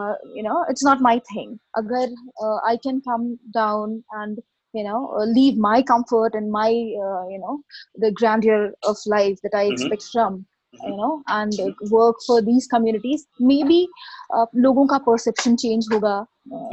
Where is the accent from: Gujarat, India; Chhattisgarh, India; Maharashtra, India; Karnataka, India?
Chhattisgarh, India; Korba; moved away as an adult; also born or lived in Gurgaon / Bangalore; I am born and brought up in Korba, Chhattisgarh